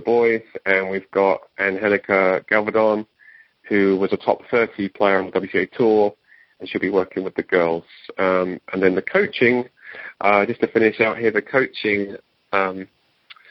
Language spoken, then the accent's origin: English; England, United Kingdom; moved away; my home country or country of origin, England